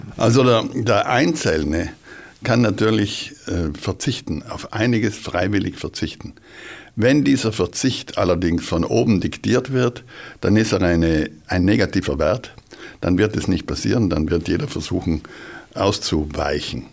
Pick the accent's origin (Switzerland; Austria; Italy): Italy; South Tyrol, Trentino-Alto Adige; bei uns in Südtirol